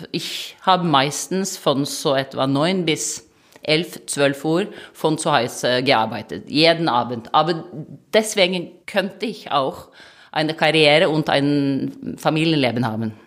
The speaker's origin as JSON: {"language": "German", "country": "Norway", "second_language": "German", "moved": "as an adult", "lives_now": "Germany", "said": "ich komme aus Norwegen, ich bin ein Viking"}